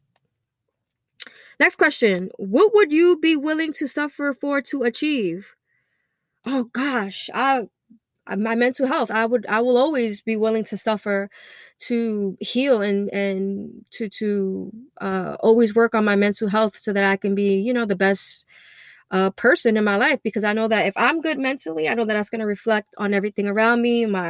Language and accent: English; New York City, New York, United States; I grew up in East New York, Brooklyn